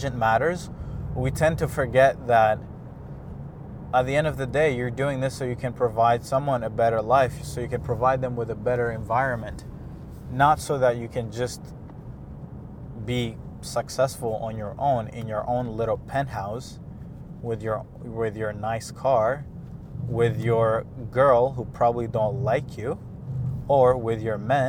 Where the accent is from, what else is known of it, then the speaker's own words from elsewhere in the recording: Rwanda; now in Montreal, Canada; I was born in Rwanda, a lot of my family is here in Canada